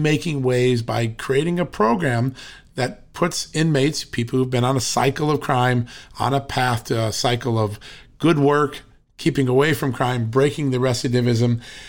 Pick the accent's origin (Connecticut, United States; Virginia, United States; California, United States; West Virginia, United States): Connecticut, United States; I know. I grew up out in Connecticut, so we used to go to Worcester.